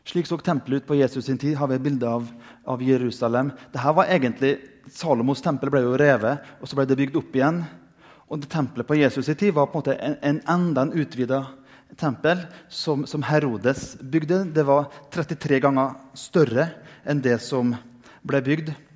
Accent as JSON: {"language": "Norwegian", "area": "Indre Nordmøre", "region": "Møre og Romsdal", "country": "Norway", "tie": "born or raised there", "said": "som barn jeg gikk på søndagsskolen hjemme på Indre Nordmøre"}